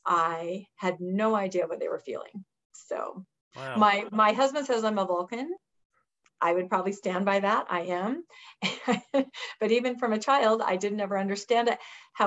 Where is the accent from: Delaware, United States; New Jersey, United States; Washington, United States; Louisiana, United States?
Washington, United States; I grew up in Washington State, the southeastern corner, and my parents were very active LDS